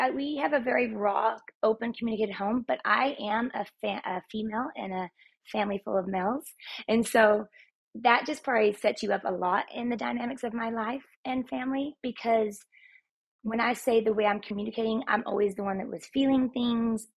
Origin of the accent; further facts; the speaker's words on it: Texas, United States; now in Utah, United States; I'm Texan, and uh, I, my roots are still down there.